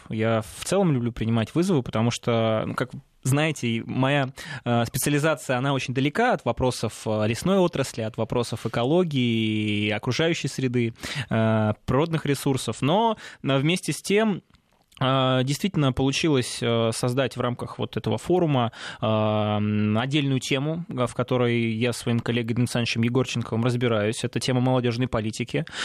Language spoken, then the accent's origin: Russian; Salekhard, Yamalo-Nenets Autonomous Okrug, Russia; я родом из Салихарда, это Ямалнинский автономный округ